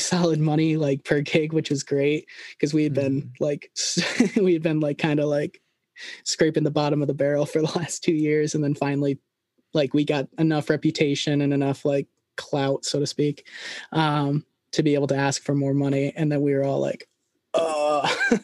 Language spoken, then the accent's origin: English; a smaller town outside Schenectady, New York, United States; I grew up right at a smaller town right outside of Schenectady, New York